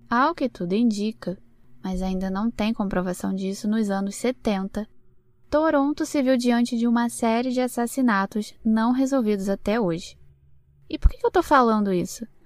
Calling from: Palmas, Tocantins, Brazil; eu sou aqui do Tocantins, Palmas Tocantins

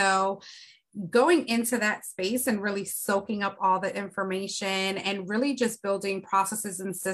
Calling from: Philadelphia, Pennsylvania, United States; I am tuning in from Philadelphia, Pennsylvania.

